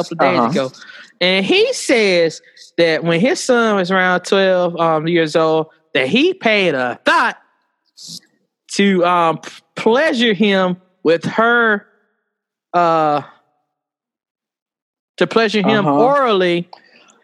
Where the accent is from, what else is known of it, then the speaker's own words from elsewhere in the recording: Alabama, United States; I'm from Alabama